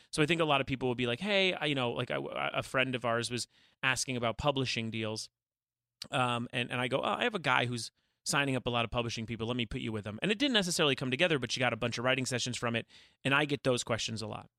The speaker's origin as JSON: {"language": "English", "town": "Calabasas", "region": "California", "country": "United States", "tie": "born or raised there", "said": "growing up in Calabasas"}